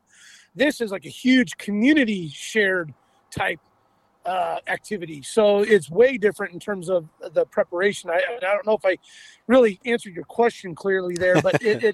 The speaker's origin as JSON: {"language": "English", "town": "Anchorage", "region": "Alaska", "country": "United States", "said": "we're from Anchorage"}